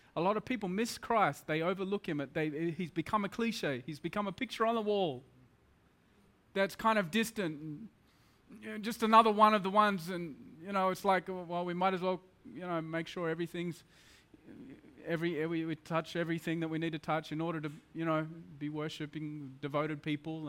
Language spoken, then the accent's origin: English; Australia; moved away as an adult; now in Mumbai, India; I'm very much in a middle class Australian boy